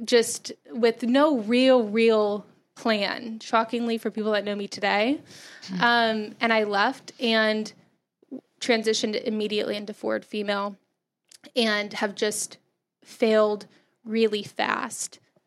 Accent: Texas, United States; moved away as an adult; I grew up in Texas

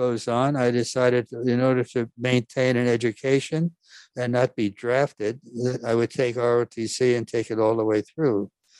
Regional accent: New York, United States; I was born and raised here in New York. We were far from a wealthy family. As a matter of fact, Dad worked hard. Mom was an immigrant. I'm second generation. It was a Norwegian family

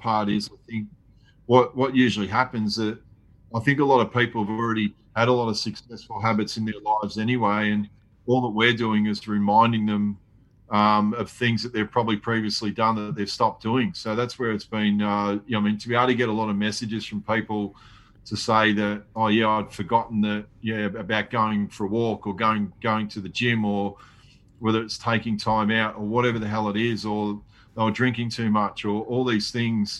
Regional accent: Australia; I'm actually here from Australia

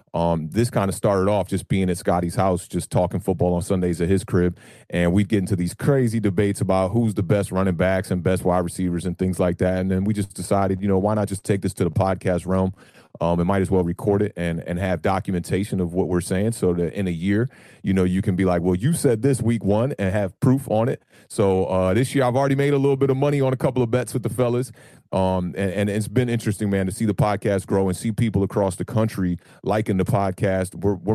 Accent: Silver Spring, Maryland, United States; I am a Giants fan who has lived in the DMV area my whole entire life. I was born in Silver Spring, Maryland

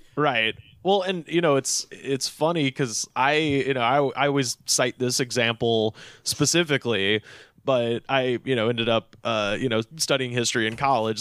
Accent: Auburn, United States; My hometown is named for a, a poem

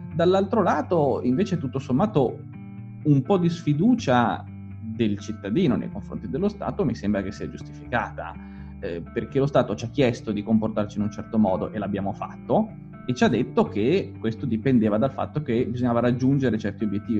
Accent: Liguria, Italy; io dico sempre da Ligure

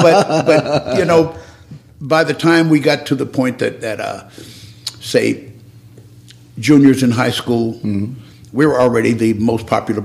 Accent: Arkansas, United States; And that was a humble beginning. Yeah. but you know, that was Arkansas.

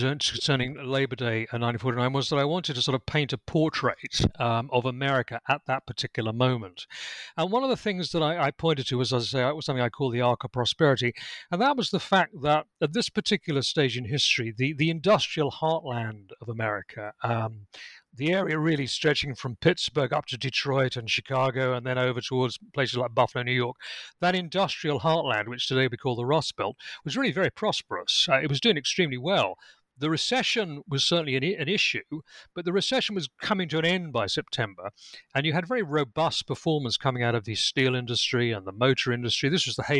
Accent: United Kingdom; accent: British; also born or lived in Lincolnshire, England; as I think you can tell from my accent, I'm British. I'm actually speaking to you from my home in Lincolnshire in England

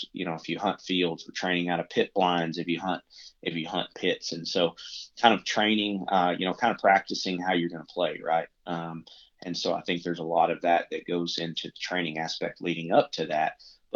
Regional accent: Arkansas, United States; now in Nashville, United States; growing up in Arkansas

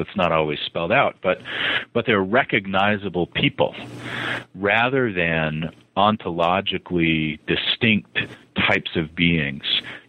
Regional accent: Montana, United States; also born or lived in Utah / Boston; Well, I am a child of the Rockies. I was born in the South, but didn't last long there as my family moved to Montana. And then was an adolescent in Utah and then moved to Boston

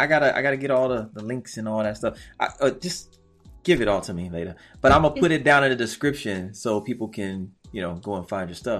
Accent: Brooklyn, New York, United States; You know, I'm from Brooklyn, so.

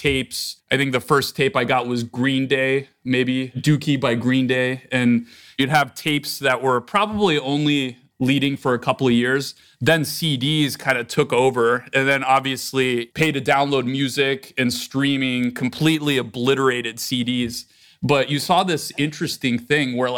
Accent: Northern Virginia, United States; moved away as an adult; I grew up on the East Coast near Washington, D.C. in Northern Virginia.

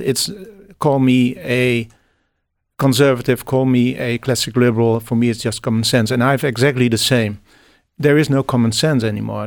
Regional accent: Netherlands; English is a second language; I'm from the Netherlands

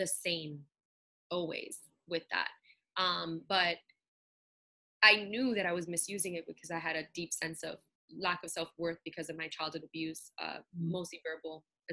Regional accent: New York City, New York, United States; I'm Puerto Rican, born and raised in Brooklyn

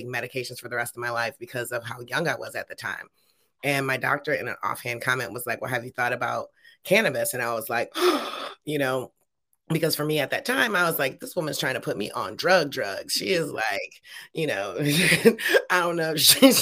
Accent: Detroit, Michigan, United States; moved away as an adult; now in California, United States; I grew up in Detroit in the late 80s

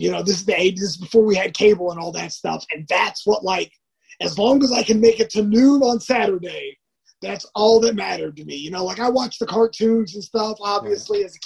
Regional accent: California, United States; I grew up basically in the Orange County area, but like we I moved around a lot.

